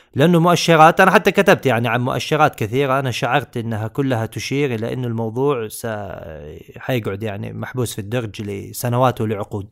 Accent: Saudi Arabia; عندنا في السعوديه

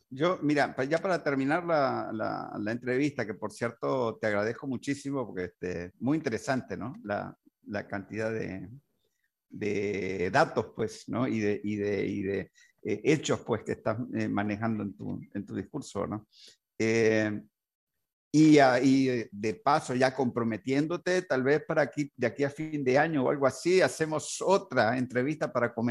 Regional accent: Uruguay; born there; en Uruguay particularmente, que yo nací en Uruguay.

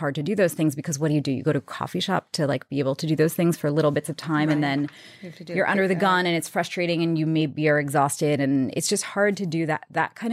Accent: New York City, New York, United States; I grew up in Queens, New York

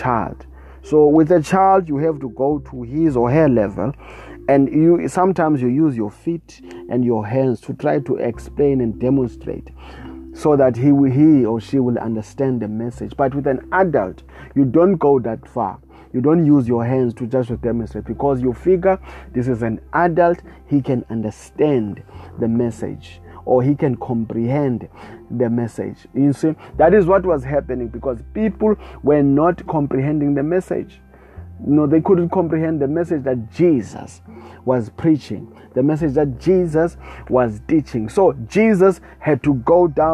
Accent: South Africa; I come all the way from South Africa

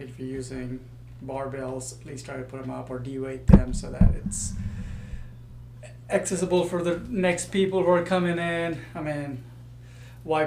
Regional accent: India; moved away; I was born in India

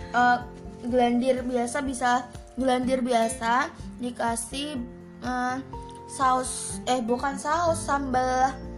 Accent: Semarang, Central Java, Indonesia; Dari dulu aku lahir di Semarang

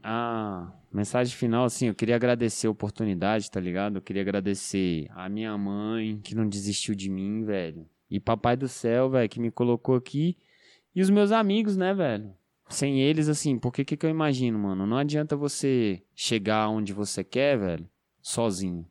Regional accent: Ceilândia, Federal District, Brazil

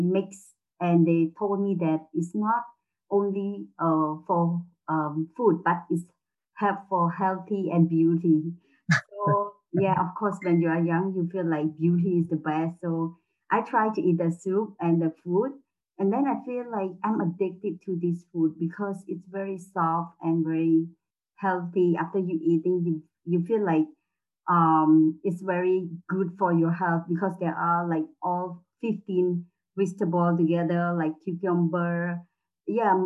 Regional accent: Cambodia; in Cambodia, we have a lot of variety of food

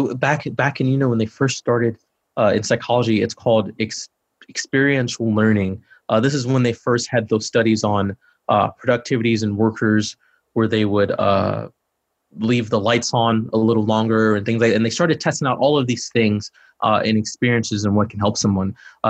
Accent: Chicago, Illinois, United States; dude, I'm from Chicago.

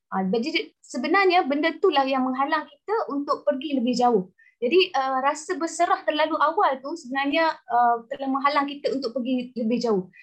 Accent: Perlis, Malaysia; also born or lived in Melaka; now in Kuala Lumpur, Malaysia; saya dilahirkan di Melaka, dibesarkan di Perlis.

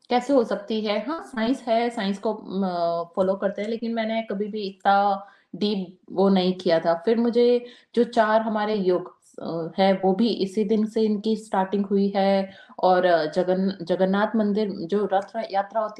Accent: Rajasthan, India; राजस्थान में तो मैं राजस्थान से बिलोंग करती हूँ

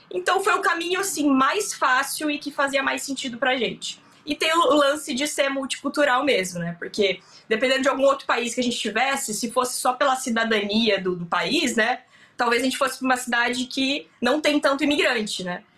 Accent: Bauru, São Paulo, Brazil; moved away as an adult; now in Vancouver, Canada; eu sou do interior de São Paulo, de uma cidade que chama Bauru

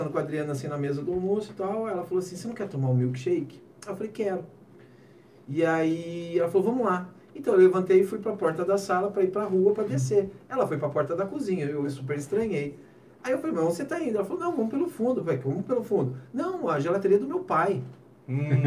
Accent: Jundiaí, São Paulo, Brazil; eu sou de Jundiaí, né? Eu sou de Jundiaí.

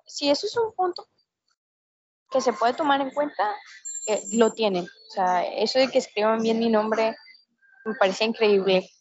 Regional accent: Mexico; Somos mexicanos

